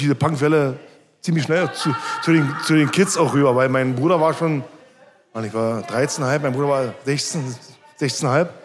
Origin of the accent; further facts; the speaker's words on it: Berlin, Germany; also born or lived in Marzahn, Berlin; geboren in Köpenick und aufgewachsen die ersten 13, 14 Jahre in Obersch Oberschöneweide